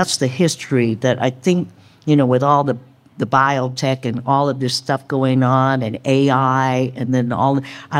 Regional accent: San Francisco, California, United States; I grew up in San Francisco, born and raised, second generation Chinese American in the 50s in North Beach

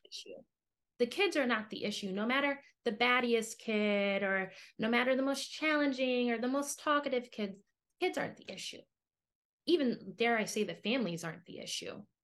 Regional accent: United States; moved away as an adult; also born or lived in Chicago / Shanghai; me as an American educator

